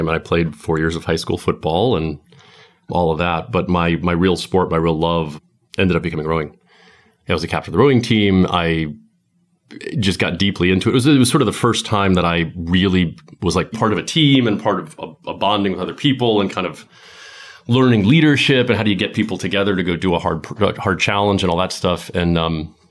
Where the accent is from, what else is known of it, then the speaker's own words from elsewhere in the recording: Falls Church, Virginia, United States; also born or lived in London; I was born in Falls Church, just outside of D.C. Aside from a few years in London in my 20s, I've basically lived in the D.C. area my whole life